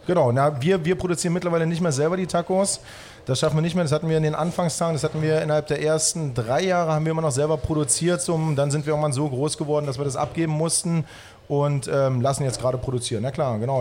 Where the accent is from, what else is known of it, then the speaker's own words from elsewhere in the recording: Halle, Saxony-Anhalt, Germany; moved away as an adult; also born or lived in Baltic Sea coast; now in Berlin, Germany; Ursprünglich komme ich aus Halle, habe irgendwann meine Ausbildung an der Ostsee gemacht